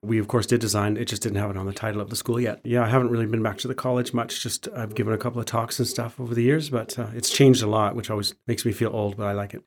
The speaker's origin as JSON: {"language": "English", "town": "Calgary", "region": "Alberta", "country": "Canada", "tie": "born or raised there", "said": "I was born and raised in Calgary"}